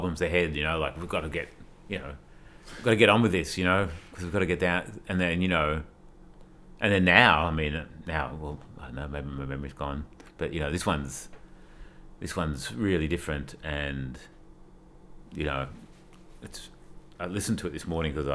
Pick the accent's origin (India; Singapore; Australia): Australia; I'm from Australia